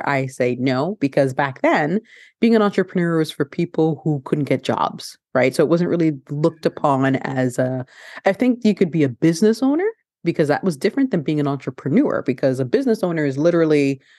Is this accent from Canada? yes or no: yes; Canada; also born or lived in Ghana; So I'm originally from Ghana. So I was born in Ghana, West Africa. And then my mother, along with my parents, I immigrated to Canada when I was a baby. So I was like 2 years old when we came to Canada.